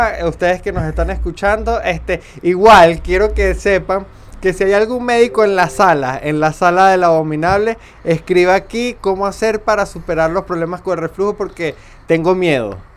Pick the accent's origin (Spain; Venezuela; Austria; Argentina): Venezuela; Para mí todos somos venezolanos.